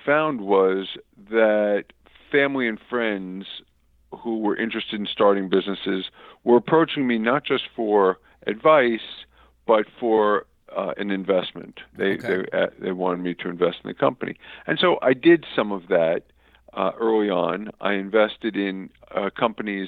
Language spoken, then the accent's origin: English; South Florida, United States; also born or lived in New York; I was born in New York, but moved to South Florida as a kid, and went to high school here, and grew up here in South Florida.